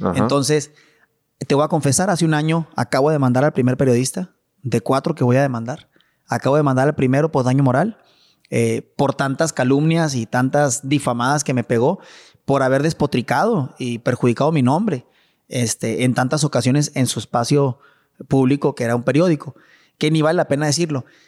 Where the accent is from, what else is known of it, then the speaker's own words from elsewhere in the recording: Chihuahua, Mexico; also born or lived in Mexico City / Monterrey; todo empezó en Chihuahua. Todo empezó con mi papá y con mi mamá